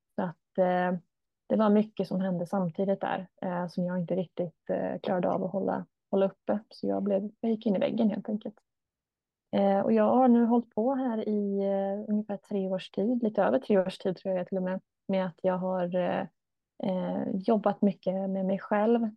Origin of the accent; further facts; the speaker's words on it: Stockholm area, Stockholm County, Sweden; moved away as an adult; now in Borås, Sweden; jag kommer från Stockholmshållet